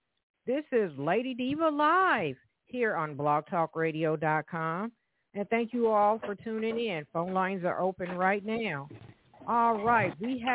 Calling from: Evansville, Indiana, United States; So I am calling from Evansville, Indiana, everyone, just to let you know.

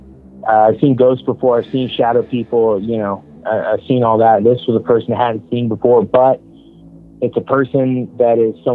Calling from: Atlanta, Georgia, United States; I'm … from outside of Atlanta, Georgia.

